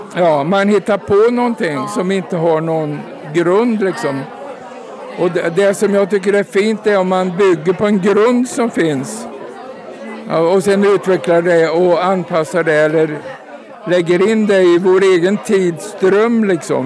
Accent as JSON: {"language": "Swedish", "region": "Värmland", "country": "Sweden", "said": "hemma i Värmland"}